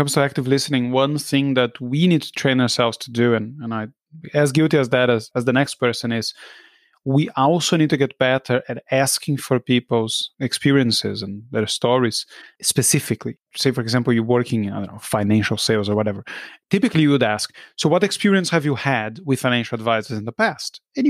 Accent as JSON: {"language": "English", "country": "Brazil", "tie": "born or raised there", "moved": "yes", "said": "I grew up in Brazil."}